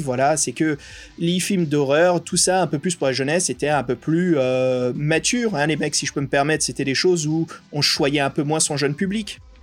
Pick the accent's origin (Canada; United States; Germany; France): United States; moved away; une grande partie de mon enfance aux USA